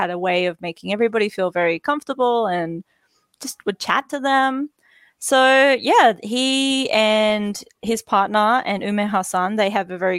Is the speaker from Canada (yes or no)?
no; Australia